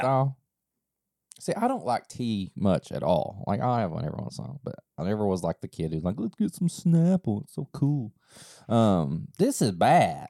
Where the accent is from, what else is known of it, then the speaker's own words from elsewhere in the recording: East Kentucky, United States; growing up in East Kentucky